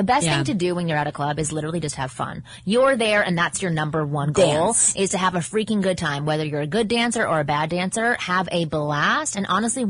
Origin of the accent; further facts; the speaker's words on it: London, United Kingdom; I'm 21 from London in uni.